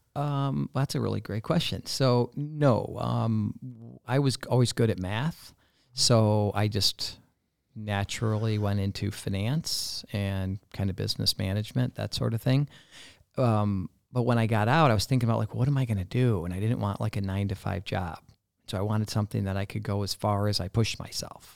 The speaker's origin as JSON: {"language": "English", "town": "Barrington", "region": "Illinois", "country": "United States", "tie": "born or raised there", "also_born_or_lived": "Coral Gables, Florida", "said": "growing up in Barrington, it was, Barrington was not then like it is today"}